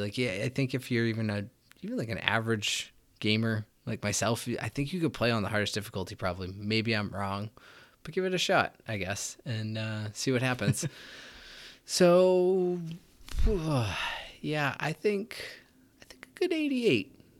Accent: United States; I as an American

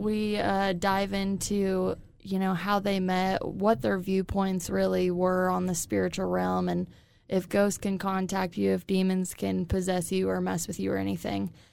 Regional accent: Illinois, United States; also born or lived in Kansas City; now in Wichita, United States; I'm originally from Illinois, but I came from Kansas City when I moved to Wichita

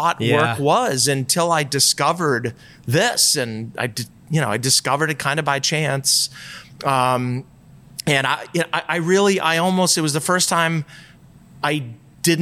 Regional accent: outside of Boston, Massachusetts, United States; moved away; also born or lived in Colorado / Vermont; I grew up outside of Boston and I spent a lot of time in New Hampshire in the summers

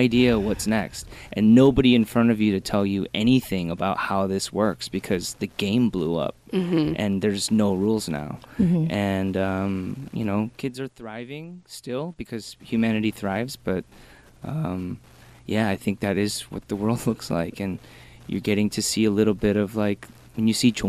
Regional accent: Michigan, United States; moved away; I'm from Michigan, so we had like a couple, maybe like 100,000 Korean people

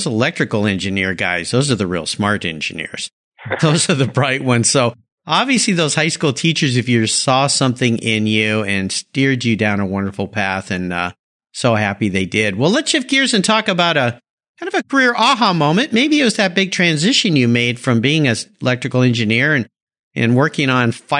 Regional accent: San Diego, California, United States; I grew up in San Diego

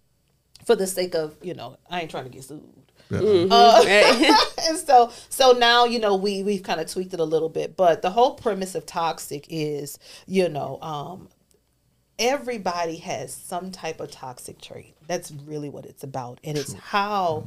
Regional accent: New Orleans, Louisiana, United States; moved away; I'm originally from New Orleans

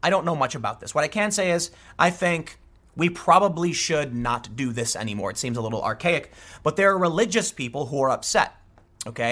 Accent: Chicago, Illinois, United States; I grew up in Chicago.

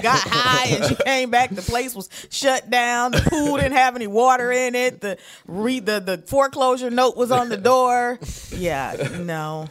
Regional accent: Detroit, Michigan, United States; moved away; I am originally from Detroit, Michigan

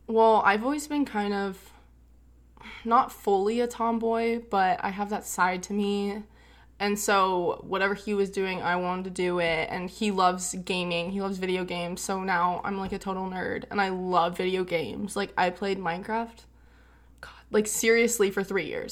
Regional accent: California, United States; born or raised there; also born or lived in Fort Worth, Texas

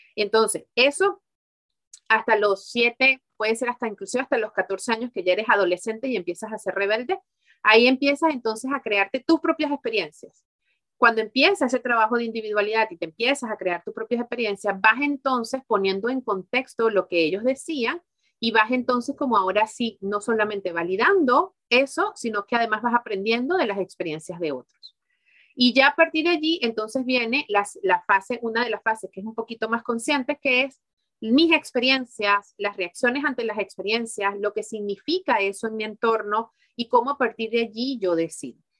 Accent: Venezuela; also born or lived in Mexico / Miami / Spain; now in Belgium; en Venezuela, que fue donde yo nací

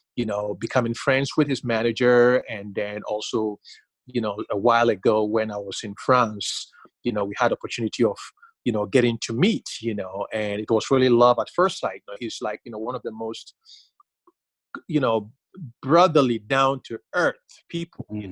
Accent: Ghana; growing up in Ghana

